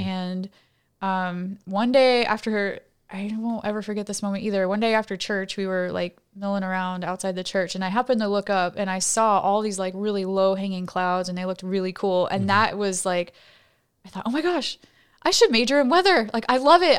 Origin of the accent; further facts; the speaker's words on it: College Station, Texas, United States; moved away as an adult; I grew up in College Station, Texas, uh, which is home of Texas A&M University.